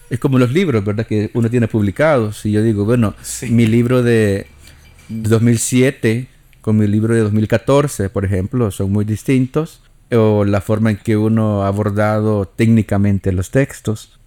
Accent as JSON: {"language": "Spanish", "country": "El Salvador", "said": "como salvadoreños el idioma que hablamos"}